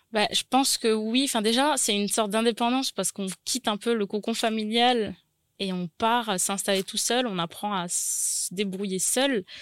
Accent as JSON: {"language": "French", "town": "Nouméa", "region": "South Province", "country": "New Caledonia", "tie": "born or raised there", "said": "née à Nouméa, j'ai grandi à Nouméa"}